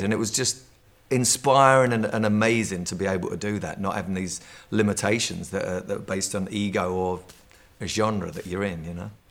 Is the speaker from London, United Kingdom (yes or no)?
yes; London, United Kingdom; I'm from London